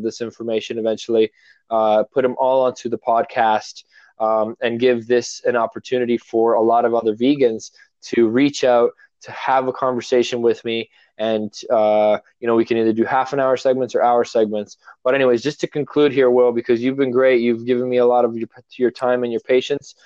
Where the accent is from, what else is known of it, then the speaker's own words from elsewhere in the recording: Toronto, Ontario, Canada; I'm from Toronto originally. I do live up north. I moved up north